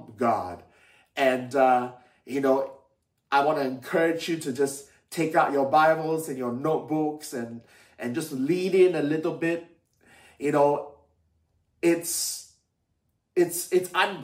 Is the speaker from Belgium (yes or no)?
no; Malaysia; moved away as an adult; now in United Kingdom; when I was young, growing up in Malaysia